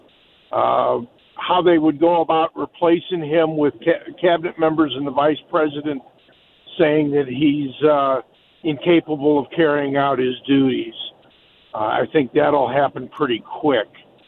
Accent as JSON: {"language": "English", "town": "St. Louis", "region": "Missouri", "country": "United States", "tie": "born or raised there", "also_born_or_lived": "Michigan", "said": "I grew up here in St. Louis"}